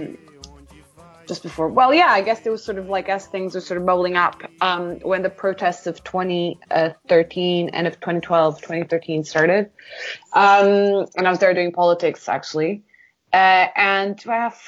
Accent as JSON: {"language": "English", "country": "Portugal", "tie": "born or raised there", "said": "growing up in Portugal"}